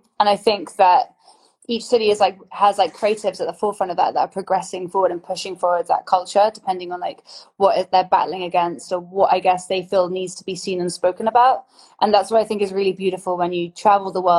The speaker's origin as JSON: {"language": "English", "town": "Oxford", "region": "South East England", "country": "United Kingdom", "tie": "born or raised there", "moved": "yes", "lives_now": "London, United Kingdom", "said": "I grew up in Oxford, but it's like almost like a mini London. And then moving to London"}